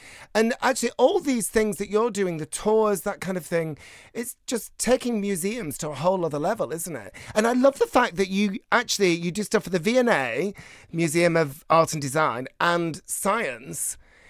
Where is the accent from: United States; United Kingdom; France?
United Kingdom; Bolton, North West England; So my hometown of Bolton had a queer history museum, a queer history exhibition